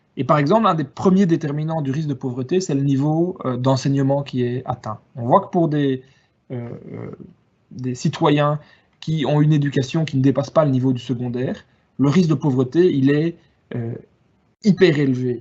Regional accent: Wallonia, Belgium; je suis originaire de Wallonie

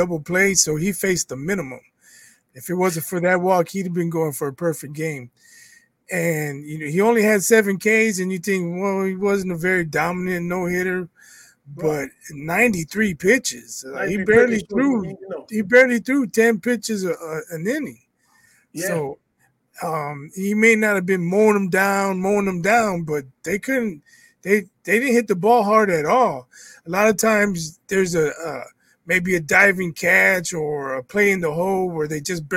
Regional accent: Chicago, Illinois, United States; We're from Chicago.

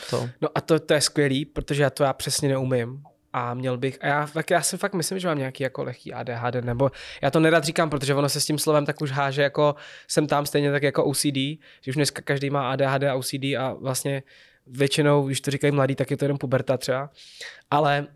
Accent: České Budějovice, South Bohemian Region, Czechia; Já jsem z Budějic.

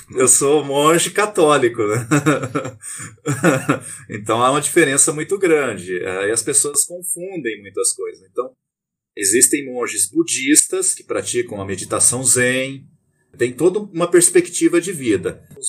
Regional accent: Terra Boa, Paraná, Brazil; Eu sou natural do Paraná, uma cidade chamada Terra Boa

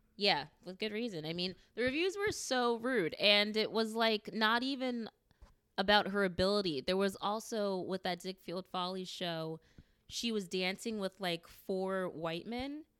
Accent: United States; I love being a African American. I love being American

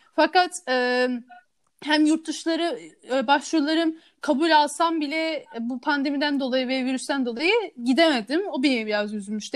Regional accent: Istanbul, Turkey; also born or lived in Canada; Kanada'da doğdum. 5 yaşına orada yaşadım. Sonra bir ailemle bir karar verip İstanbul'a taşındık ve 5 yaşından beri burada yaşıyorum.

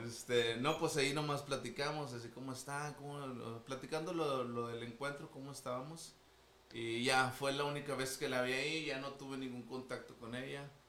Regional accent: Monterrey, Nuevo León, Mexico; aquí, de aquí somos de Monterrey. Este, de San Pedro casi

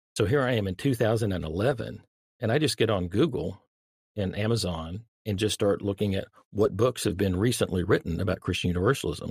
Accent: Dallas, Texas, United States; I grew up in the Dallas-Fort Worth Metroplex

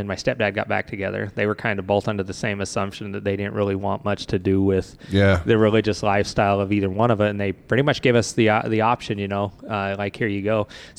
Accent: Salt Lake City, Utah, United States; also born or lived in Blackfoot, Idaho; growing up in Utah. Yeah. So we ended up making our home in Salt Lake City for a while.

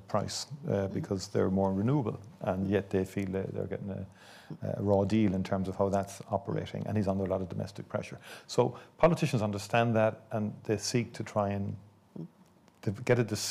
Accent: Ireland; I'm from Ireland

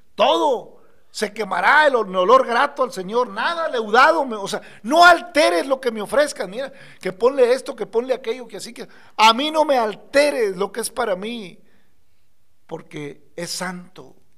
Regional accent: Mexico

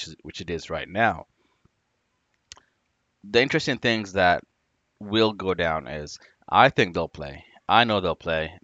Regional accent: Washington, United States; I'm from Washington State

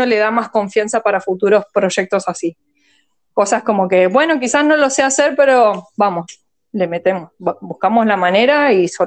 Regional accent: Argentina; born there; first language en; Spanish is a second language; also born or lived in Australia; soy taiwanesa, eh, coreana, ah. nacida en Argentina, pero viví en el exterior en Australia, o sea que, o sea, para mí mi, ah. lengua materna es como el inglés.

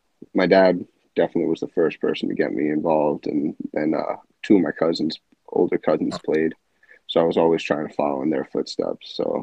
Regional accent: Highland Falls, New York, United States; also born or lived in Suffern, New York; So, I was born, I think I was born in Suffern, New York, and then lived in Highland Falls, New York, right outside of West Point my entire life to this day. So, Yeah, I've been staying local.

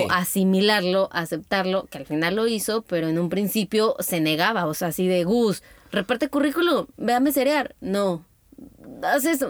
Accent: Mexico; entre mexicanos

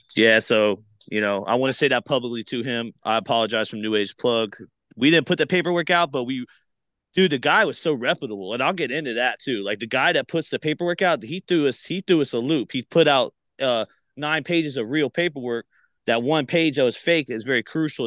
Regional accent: Palmetto, Florida, United States; also born or lived in Bradenton, Florida; I'm from Palmetto, Florida, but I've been le, lately saying Palmetto, Bradenton

